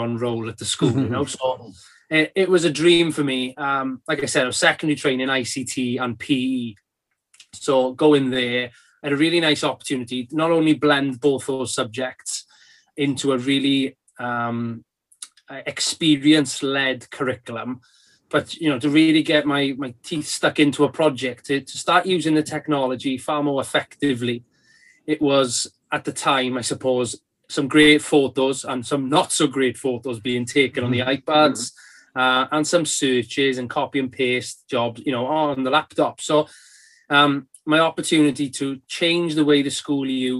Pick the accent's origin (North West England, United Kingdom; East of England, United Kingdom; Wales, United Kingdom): Wales, United Kingdom; Carmarthen; It was a residential SEBD school based in Carmarthen, in my hometown in Wales